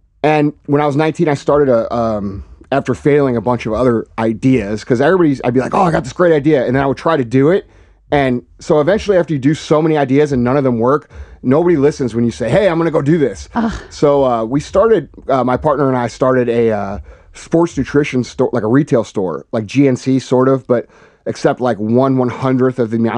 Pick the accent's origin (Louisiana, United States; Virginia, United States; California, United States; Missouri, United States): Missouri, United States; St. Louis; Yeah, basically, you know, I'm just a regular dude from from St. Louis. I grew up in Missouri